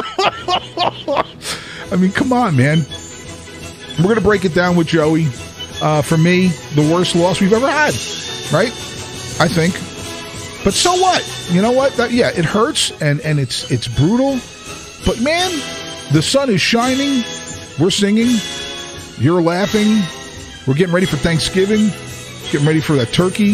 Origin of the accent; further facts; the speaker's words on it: Kearny, New Jersey, United States; My hometown, Kearney High School